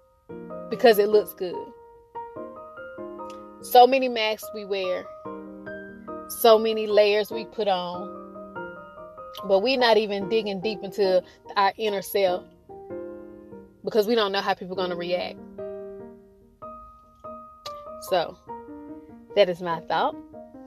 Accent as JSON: {"language": "English", "region": "North Carolina", "country": "United States", "said": "I'm from North Carolina"}